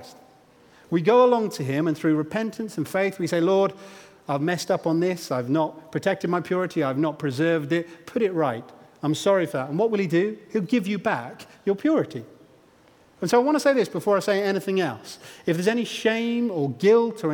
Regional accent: Stamford, Bourne, East Midlands, United Kingdom; when I was about 10 years old, I think, we moved house from Stamford to the aforementioned Bourne.

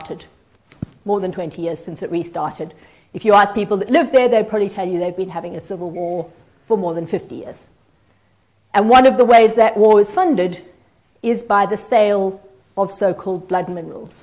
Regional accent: South Africa; now in United Kingdom; I'm South African

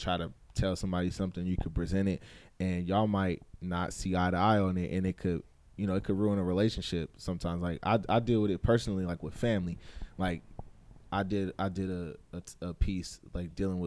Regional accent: California, United States; moved away as an adult; now in Atlanta, United States; I'm born and raised in California. All I knew was California.

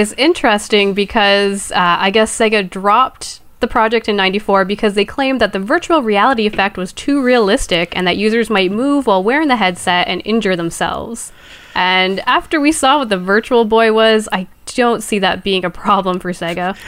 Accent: Canada; I'm Canadian

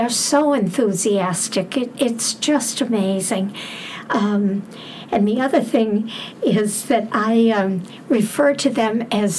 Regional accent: Bridgewater, Massachusetts, United States; I am from Bridgewater, not West Bridgewater.

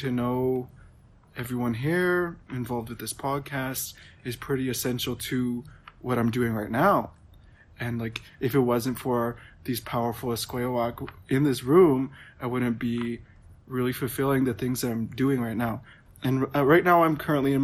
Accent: Prince Albert, Saskatchewan, Canada; I'm Métis. I'm from Prince Albert

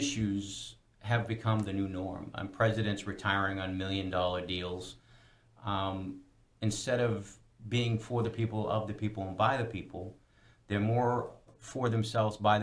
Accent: United States; We as an American people

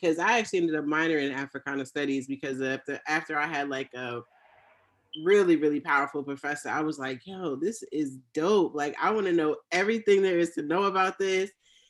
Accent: Jamaica; That's right. I'm Jamaican.

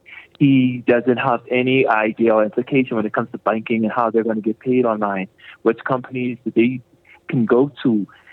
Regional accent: Nassau, New Providence, Bahamas; I am born and bred in Nassau, Bahamas.

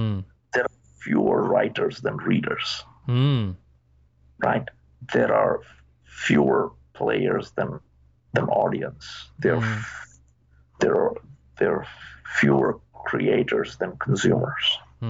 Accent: India; now in United States; When I moved 30 years ago from India to the US, we used to make a phone call only once a week

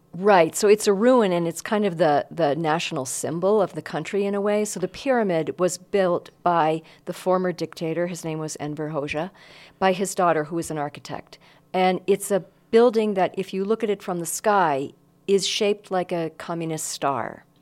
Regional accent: Northeast, United States; I grew up in the Northeast

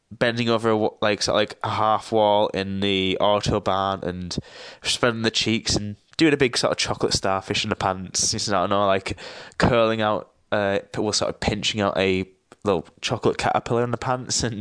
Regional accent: Teesside, North East England, United Kingdom; and I'm from Teesside, which is at the northeast of England. It's quite a shithole, to be honest

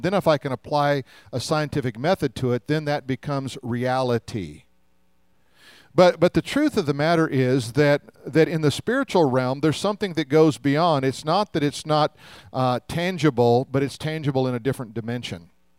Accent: Denver, Colorado, United States; When I was a kid, we grew up in Denver

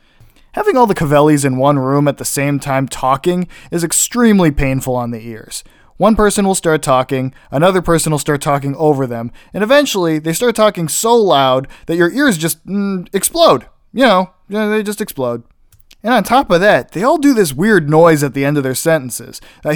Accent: Illinois, United States; also born or lived in Pittsburgh, Pennsylvania / Ohio / South Carolina; I was born in Pittsburgh, and that's where a majority of my family still lives, which over time we have moved farther and farther away from. We moved to Ohio, then we moved to South Carolina, then back to Ohio, and then we've lived in Illinois since I was about 10.

